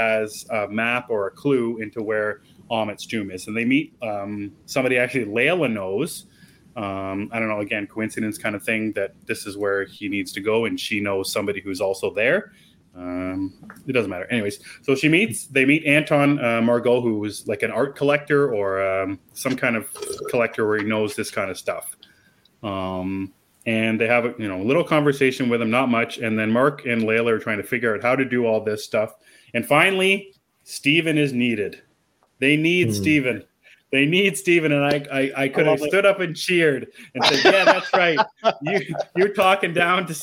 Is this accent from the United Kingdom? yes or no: no; Canada; I'm from Canada